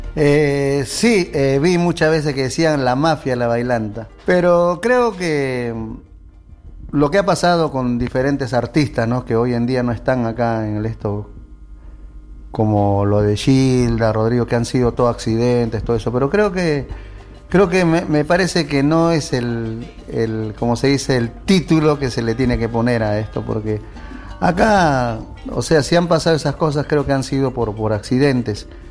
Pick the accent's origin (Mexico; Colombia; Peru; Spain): Peru; moved away as an adult; now in Argentina; Somos del Perú.